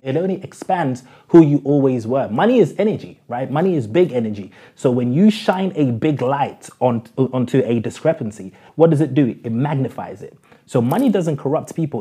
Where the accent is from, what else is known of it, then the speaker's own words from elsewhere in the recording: London, United Kingdom; When I was growing up in South London